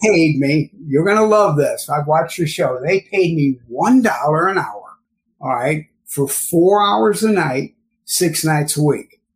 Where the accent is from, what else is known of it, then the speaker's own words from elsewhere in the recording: St. Louis, Missouri, United States; now in New York, United States; I'm originally from St. Louis, Missouri, what they call the suburbs out in the West County area